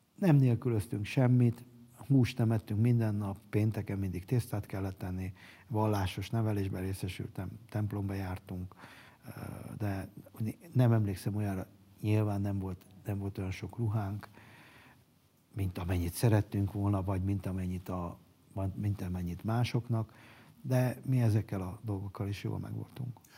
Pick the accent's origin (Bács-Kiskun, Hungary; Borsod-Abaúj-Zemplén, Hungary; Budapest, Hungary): Budapest, Hungary; Soroksáron nőttem fel, az én szüleim soroksáriak